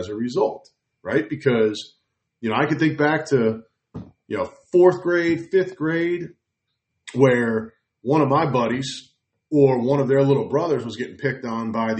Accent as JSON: {"language": "English", "region": "New Jersey", "country": "United States", "tie": "born or raised there", "said": "I grew up in New Jersey"}